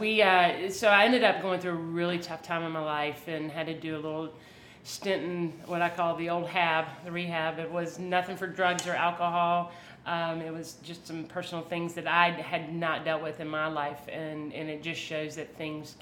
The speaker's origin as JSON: {"language": "English", "town": "Aiken", "region": "South Carolina", "country": "United States", "tie": "born or raised there", "also_born_or_lived": "Charleston, South Carolina", "said": "from Aiken, South Carolina, a little small town in South Carolina that is amazing. Had a great place to grow up"}